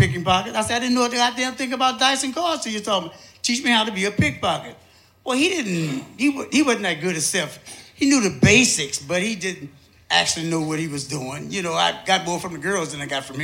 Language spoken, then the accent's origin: English; St. Louis, Missouri, United States; I'm from St. Louis, Missouri. I think I was about 17 years old. And I was working in a pool hall.